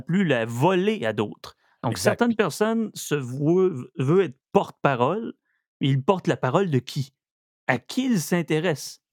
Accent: Saguenay, Quebec, Canada; also born or lived in Estrie; je viens du Saguenay.

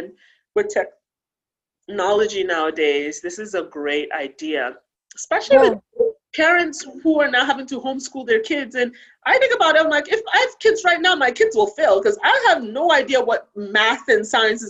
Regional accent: Ghana; moved away; when I was growing up in Ghana

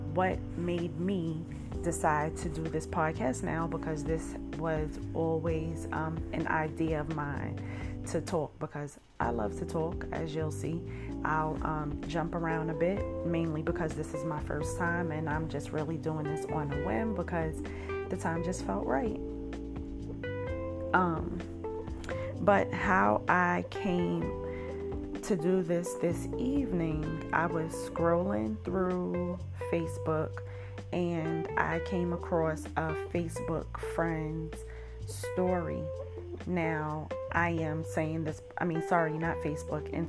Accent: New York City, New York, United States; I grew up in Brooklyn, New York

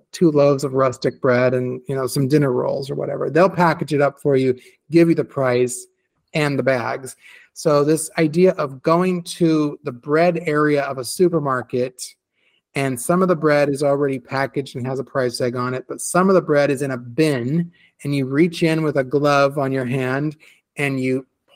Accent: United States; moved away as an adult; also born or lived in Sacramento; now in Italy; I'm an American

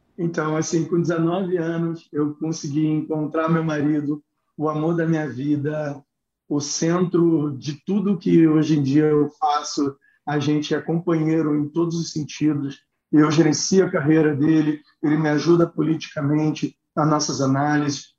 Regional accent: Rio de Janeiro, Brazil; eu venho do Jacarezinho, né? É, minha mãe teve sete filhos

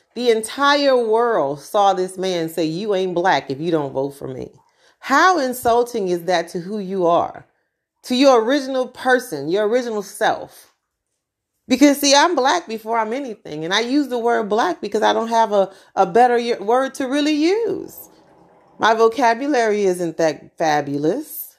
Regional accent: United States; I am American

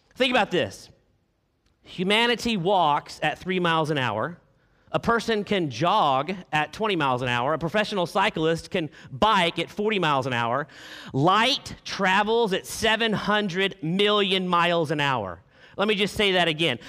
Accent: Arkansas, United States; I am from Arkansas

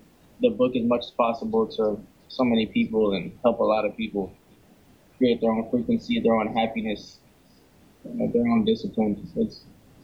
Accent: New Orleans, Louisiana, United States; I'm from New Orleans here in the U.S., Louisiana

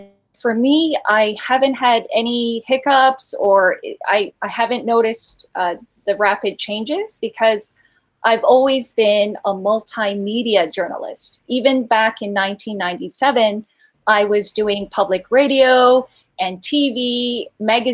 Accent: Vancouver, British Columbia, Canada; born or raised there; moved away as an adult; also born or lived in Busan, South Korea; now in China

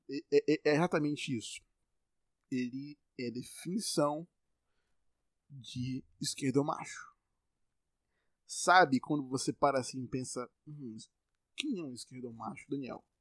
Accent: Bahia, Brazil; Eu sou baiano e tô falando normal aqui, você tá me entendendo.

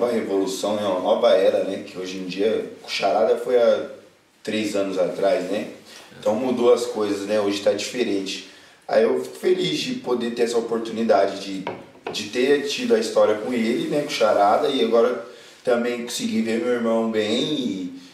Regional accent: Itapecerica da Serra, São Paulo, Brazil; A gente é de Tapsirica da Serra, né? Eu nasci lá, acredito que o Lucas também.

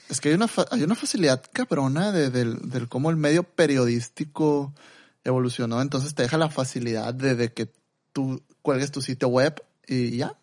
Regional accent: Mexico; los dos somos mexicanos

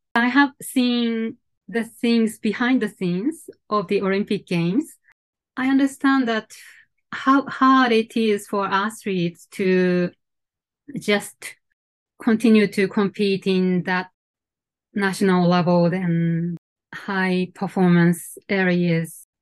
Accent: Sendai, Miyagi, Japan; moved away as an adult; also born or lived in Chiba Prefecture / Geneva, Switzerland; now in Tokyo, Japan; I I was born and brought up in Sendai, uh, the northern part of Japan.

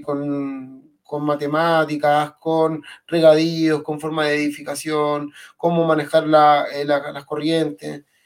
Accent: Puente Alto, Santiago Metropolitan Region, Chile; nosotros somos de Puente Alto

